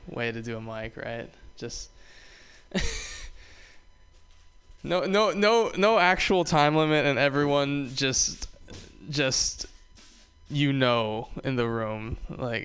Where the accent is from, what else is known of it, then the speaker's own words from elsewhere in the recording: Hawaii, United States; moved away; I am from Hawaii. I am. I love growing up in Hawaii